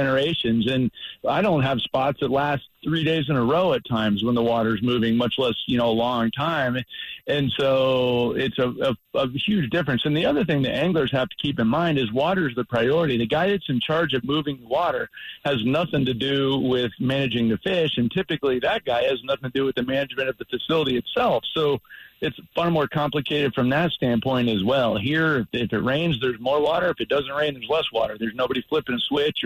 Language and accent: English; South Florida, United States; moved away; I'm originally from South Florida